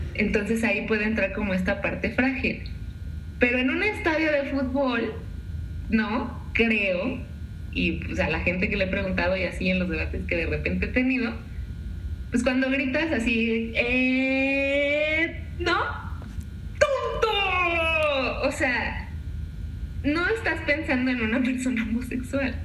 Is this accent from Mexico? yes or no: yes; Mexico; tú y yo como mexicanos